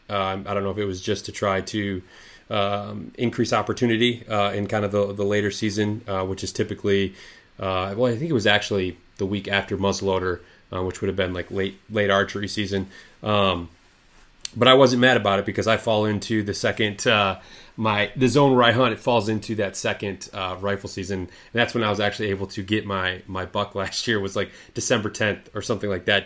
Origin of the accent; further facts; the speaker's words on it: Lewiston, Michigan, United States; I grew up um, east of you, uh, small town called Lewiston